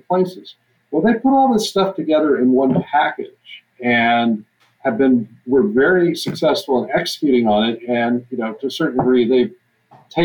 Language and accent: English; Texas, United States; now in Grinnell, United States; I'm originally from Texas.